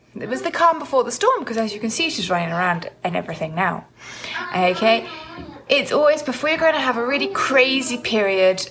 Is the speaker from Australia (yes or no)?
no; United Kingdom; as British people